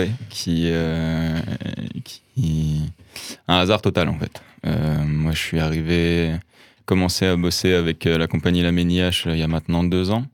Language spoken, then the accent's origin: French; Lyon, Auvergne-Rhône-Alpes, France; j'ai grandi à Lyon, dans un milieu de la musique.